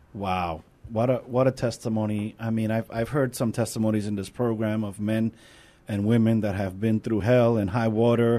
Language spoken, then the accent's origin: English; New York, United States; accent: New York; now in San Antonio, United States; Now I'm a New Yorker